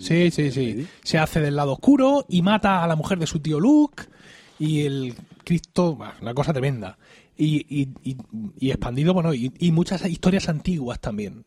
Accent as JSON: {"language": "Spanish", "town": "Blanca", "region": "Region of Murcia", "country": "Spain", "tie": "born or raised there", "said": "en el lugar del pensionista de Blanca, de mi pueblo"}